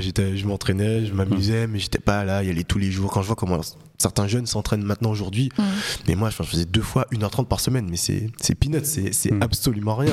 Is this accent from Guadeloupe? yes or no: yes; Guadeloupe; moved away; also born or lived in French Guiana; j'ai grandi en Guadeloupe. Je suis né en Guyane, je suis resté les deux premières années de ma vie, mais mes deux parents sont guadeloupéens